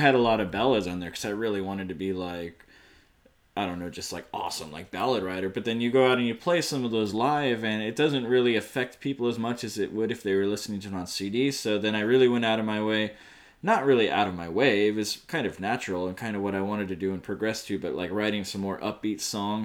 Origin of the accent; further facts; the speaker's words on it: Los Angeles, California, United States; now in Tokyo, Japan; I'm a Californian, I'm from